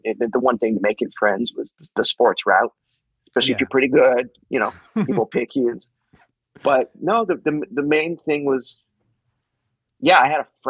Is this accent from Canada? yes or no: yes; Calgary, Alberta, Canada; You know, Calgary is my hometown. It is my hometown. But my mom and I grew up in a kind of a gypsy lifestyle. I lived in, I counted it the other day for this, like 13 different cities growing up.